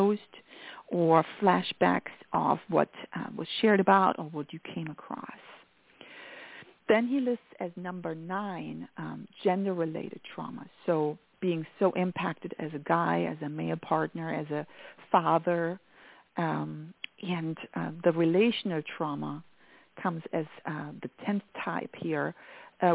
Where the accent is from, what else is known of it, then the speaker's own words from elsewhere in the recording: Germany; accent: German; English is a second language; moved away; I am very much from Germany